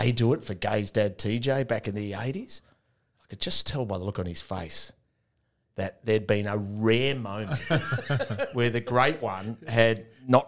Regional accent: Melbourne, Victoria, Australia; I'm Tough Streets of Malvern

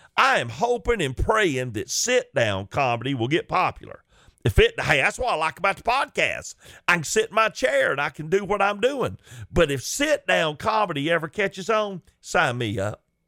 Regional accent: Chickamauga, Georgia, United States; growing up in Chickamauga in a Christian home

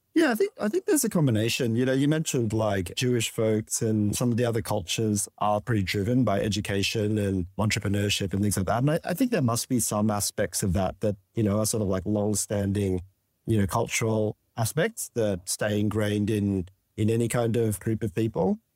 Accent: Sydney, New South Wales, Australia; born on the north shore of Sydney and, um, in the quiet suburb of Saint Ives, Chase.

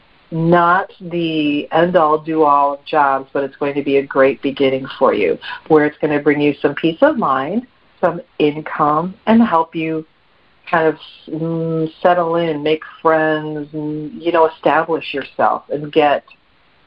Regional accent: Midwest, United States; now in South Carolina, United States; I'm from the Midwest

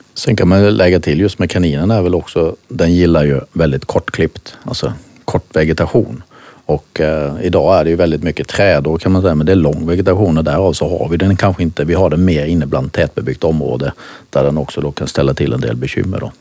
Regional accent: Halmstad, Halland County, Sweden; accent: Halland dialect; moved away as an adult; also born or lived in Denmark; hallänning som ni säkert hör, det här med dialekter. Eh, tog väl min barn, jag uppfödd på eh, ett större gård som heter Spellingsholm precis utanför Halmstad

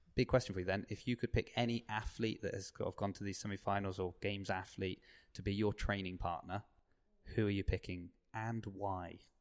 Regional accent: Southampton, South East England, United Kingdom; I grew up on the South Coast

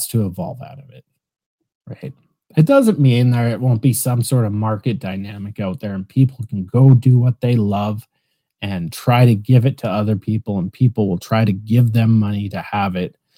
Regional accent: Canada; I'm Canadian

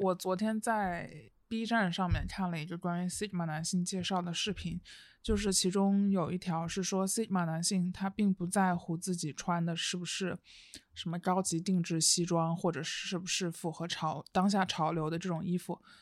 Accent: southern China, China; now in Beijing, China; 作为一个南方人，我很少见到这样的天气

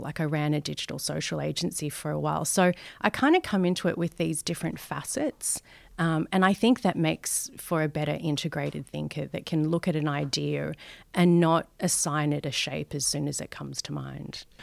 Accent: Sydney, New South Wales, Australia; I grew up in Western Sydney, Um, think Guildford, Maryland, Parramatta

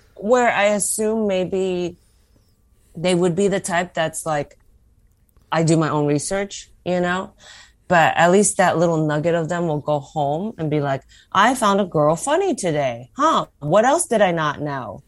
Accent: United States; as an American

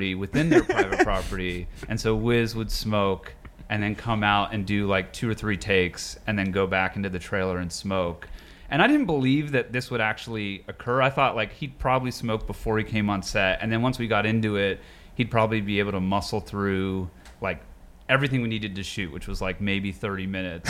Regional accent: Pittsburgh, Pennsylvania, United States; moved away; also born or lived in Colorado / New York; I was born in Colorado, but raised in Pittsburgh

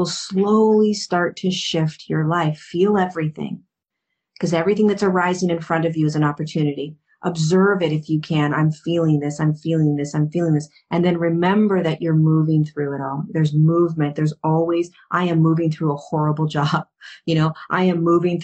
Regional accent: Hermosa Beach, California, United States; I grew up in Hermosa Beach

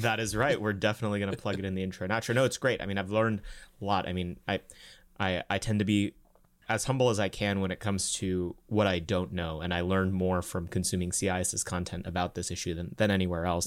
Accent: United States; also born or lived in India; my dad moved to the United States in nineteen ninety-six. We moved in nineteen ninety-eight, right after I was born

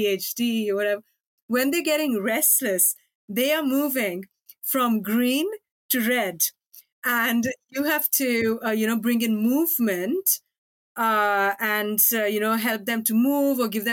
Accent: India; moved away; also born or lived in Norway; I grew up in India

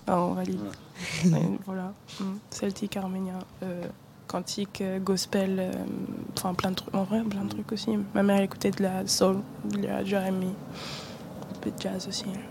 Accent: Douala, Littoral, Cameroon; moved away; also born or lived in Brittany; je suis née à Douala, donc près de la côte ouest d'Afrique centrale

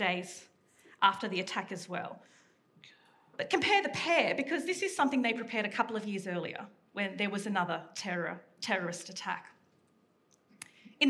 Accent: Sydney, New South Wales, Australia; I grew up in Western Sydney

